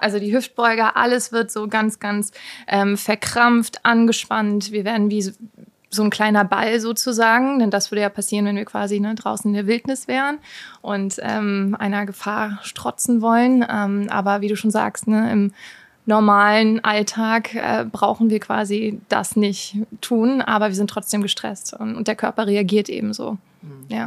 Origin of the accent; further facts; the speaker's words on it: Rheingau, Hesse, Germany; moved away; also born or lived in New York; ursprünglich aus dem Rheingau